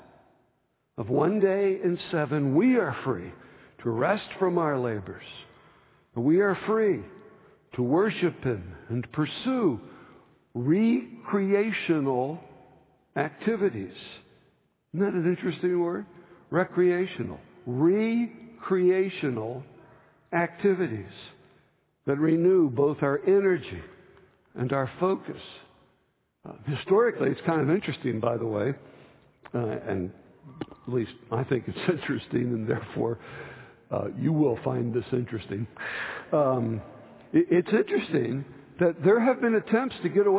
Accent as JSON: {"language": "English", "region": "New Jersey", "country": "United States", "tie": "born or raised there", "said": "I grew up in New Jersey eating grits"}